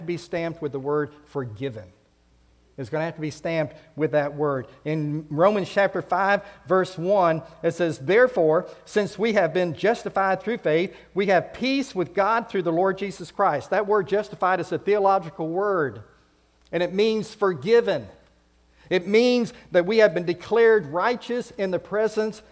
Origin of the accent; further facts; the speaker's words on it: United States; that passport was stamped with my home country. It said USA